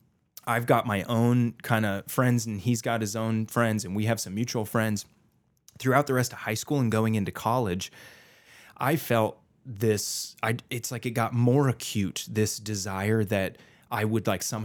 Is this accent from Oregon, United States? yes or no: no; San Jose, California, United States; also born or lived in Chicago; in high school, growing up in San Jose, California, across the country to Chicago with a whole new group of friends.